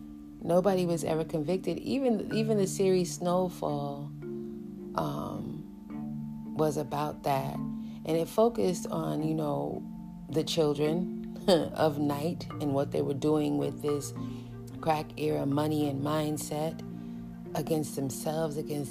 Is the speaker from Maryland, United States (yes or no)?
no; New York City, New York, United States; I grew up in New York City, and I was very young